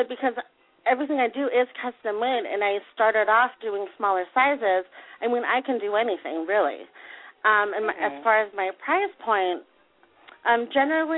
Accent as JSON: {"language": "English", "town": "San Diego", "region": "California", "country": "United States", "tie": "born or raised there", "said": "this is my hometown, and this is, I love it here"}